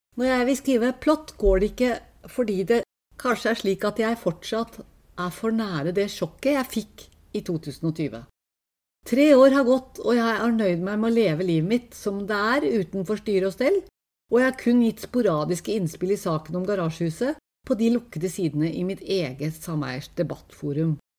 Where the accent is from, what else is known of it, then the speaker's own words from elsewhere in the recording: Tokerudberget, Oslo, Norway; Pokerberget der jeg vokste opp, er et lite samfunn